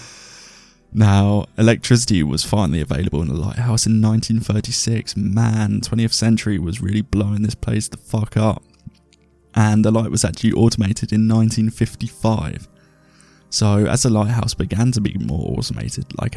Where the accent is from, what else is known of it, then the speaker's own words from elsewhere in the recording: England, United Kingdom; I'm English and uncouthed.